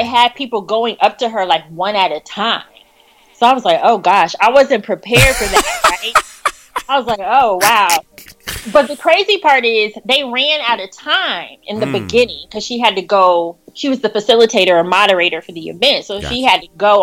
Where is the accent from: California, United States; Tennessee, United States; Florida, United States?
Florida, United States; moved away as an adult; now in Washington, D.C., United States; I'm originally from Florida